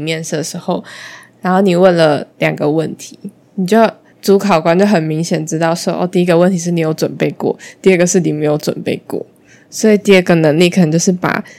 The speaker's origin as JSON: {"language": "Chinese", "country": "Malaysia", "lives_now": "Taiwan", "said": "我跳出宿舍圈的，就是我从马来西亚来到台湾。"}